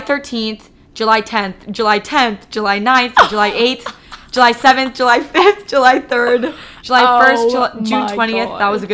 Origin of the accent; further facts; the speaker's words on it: Toronto, Ontario, Canada; we're from Toronto